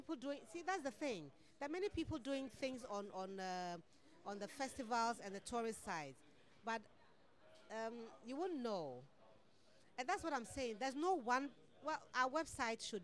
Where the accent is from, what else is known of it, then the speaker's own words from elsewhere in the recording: Ghana; I'm from Ghana